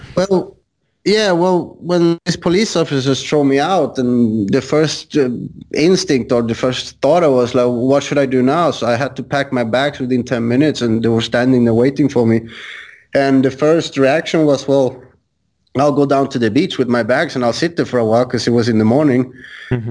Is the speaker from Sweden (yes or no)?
yes; Sweden; moved away; I'm originally from Sweden